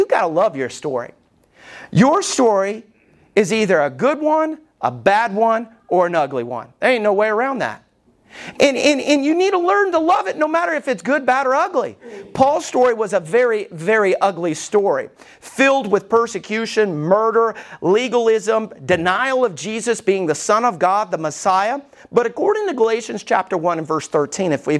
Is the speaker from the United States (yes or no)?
yes; Alabama, United States; I was growing up in Alabama